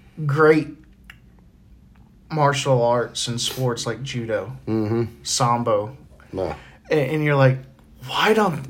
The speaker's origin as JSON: {"language": "English", "region": "Texas", "country": "United States", "tie": "born or raised there", "moved": "yes", "lives_now": "Oklahoma, United States", "said": "When I grew up in Texas"}